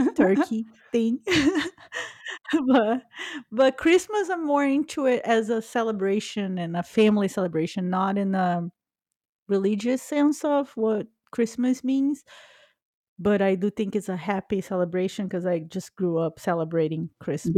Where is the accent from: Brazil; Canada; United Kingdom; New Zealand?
Brazil; now in United States; I was born in Brazil